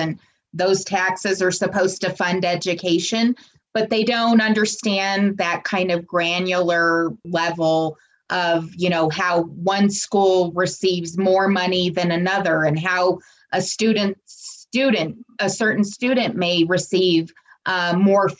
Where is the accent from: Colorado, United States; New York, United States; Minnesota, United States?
Colorado, United States; my home state of Colorado